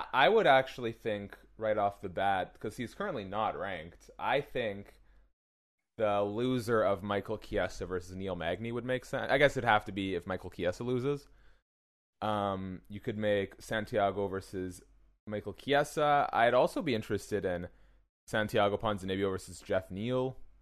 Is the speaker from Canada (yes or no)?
yes; Canada; as a Canadian